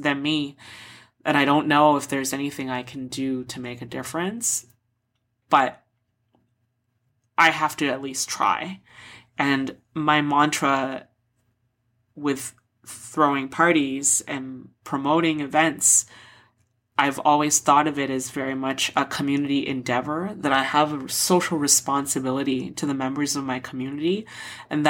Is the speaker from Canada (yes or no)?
yes; Toronto, Ontario, Canada; I'm from Toronto